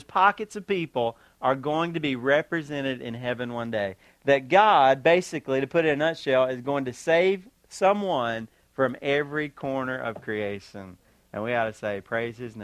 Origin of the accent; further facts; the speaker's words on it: United States; I'm an American